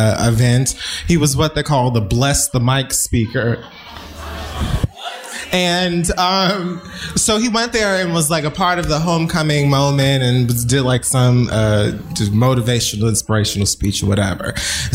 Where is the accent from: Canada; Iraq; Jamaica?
Jamaica; also born or lived in Miami, Florida; I'm Jamaican